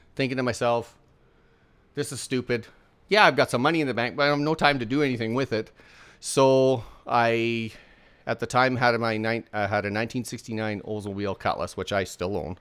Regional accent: Port Alberni, British Columbia, Canada; now in Saskatchewan, Canada; I was born in a small town in British Columbia on Vancouver Island called Port Alberni

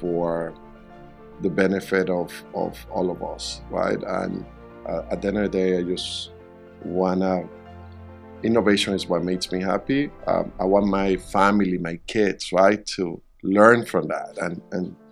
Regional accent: Puerto La Cruz, Anzoátegui, Venezuela; moved away as an adult; also born or lived in Caracas, Venezuela; now in Miami, United States; Caracas, and then I grew up in another city called Puerto La Cruz, which is by the coast.

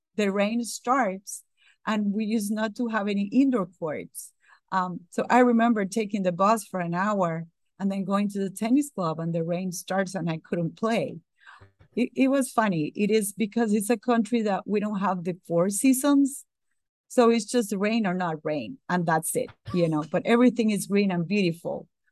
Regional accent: Costa Rica; English is a second language; moved away as an adult; now in Atlanta, United States; I was born in Costa Rica

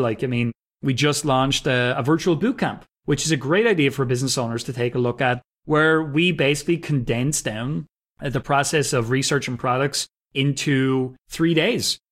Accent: Wexford, Leinster, Ireland; also born or lived in Northern Ireland; I'm from Wexford. It's in the southeast of Ireland. So it's about two hours south of Dublin. That's where I grew up, and that's where I currently live

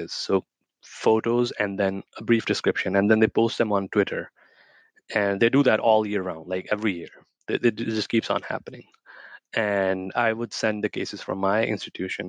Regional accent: Pakistan; moved away as an adult; also born or lived in West Virginia / Houston; where I grew up in Pakistan.

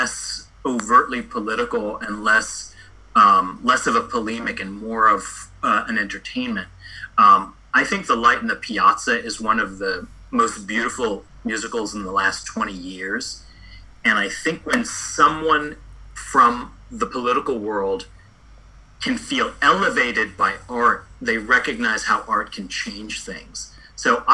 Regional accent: United States; being both an American growing up in a mostly white neighborhood and having a family of immigrants

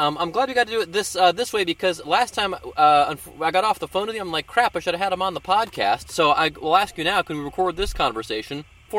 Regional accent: Cleveland, Ohio, United States; moved away as an adult; now in Cincinnati, United States; I grew up in I grew up in Cleveland, but I ended up in Cincinnati

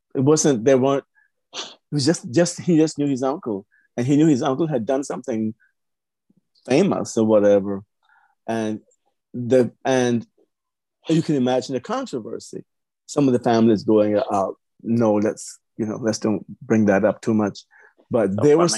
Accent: Cayman Islands; now in Texas, United States; originally I'm from the Cayman Islands, Grand Cayman Island

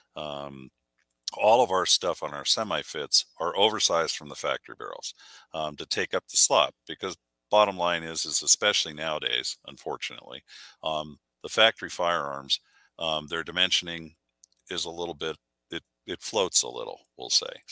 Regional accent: Burbank, California, United States; moved away; I grew up shooting in the Southwest Pistol League down in um, Southern California area because that's where we're from originally, Burbank

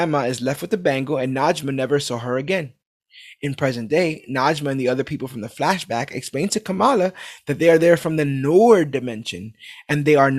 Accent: New York, United States; I'm from New York

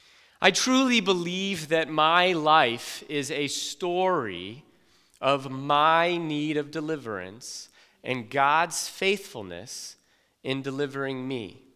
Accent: South Carolina, United States; I grew up in South Carolina. I lived with my mother, my father, my four sisters, and me.

